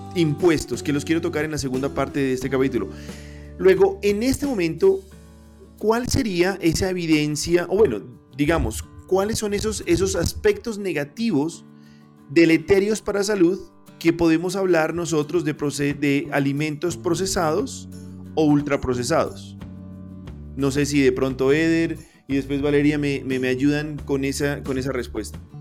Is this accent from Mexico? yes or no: no; Pasto, Nariño, Colombia; siendo yo pastuso